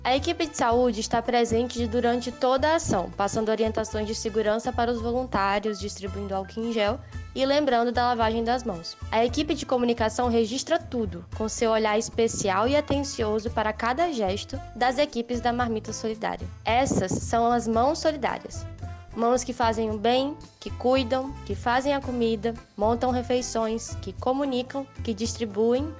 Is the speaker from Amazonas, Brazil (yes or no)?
no; Rio de Janeiro, Brazil; sou do Rio de Janeiro